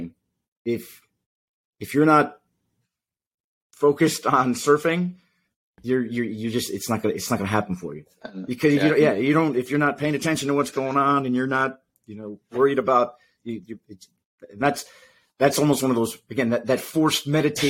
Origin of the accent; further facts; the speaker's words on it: New England, United States; now in Florida, United States; as a kid, I grew up in the Northeast up in New England